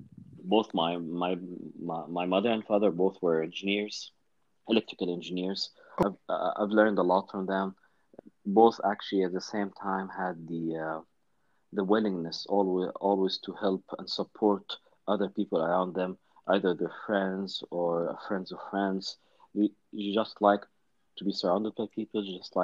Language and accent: English; Kuwait; moved away; We grew up together in Kuwait. I was born and raised in Kuwait, which it's a small country in GCC, yet it was one of relatively the most politically advanced countries back in the 70s